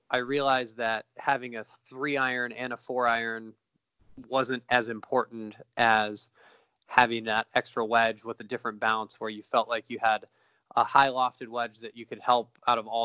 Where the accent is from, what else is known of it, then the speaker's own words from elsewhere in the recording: Beaumont, California, United States; also born or lived in Idyllwild, California / Riverside, California; growing up in Beaumont, which is between Riverside, where I went to school, and Palm Desert